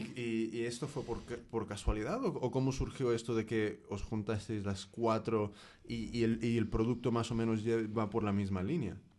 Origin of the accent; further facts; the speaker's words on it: United States; yo soy de Estados Unidos, pero toda mi familia es mexicana